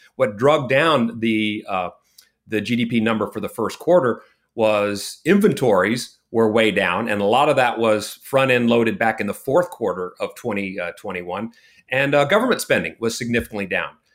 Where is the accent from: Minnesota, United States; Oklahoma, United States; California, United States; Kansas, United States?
California, United States; moved away as an adult; now in Texas, United States; I was born in California and, uh, I, I did all my secondary education in California